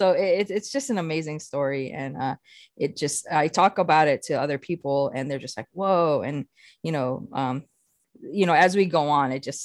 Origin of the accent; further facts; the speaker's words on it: Walpi, Arizona, United States; moved away as an adult; now in Grand Terrace, United States; I'm Hopi from Walpi, Arizona. I currently live out here in Grand Terrace, California